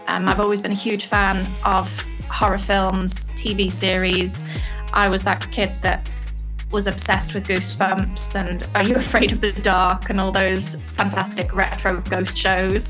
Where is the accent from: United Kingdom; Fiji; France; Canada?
United Kingdom; So I live in Britain, obviously. I'm British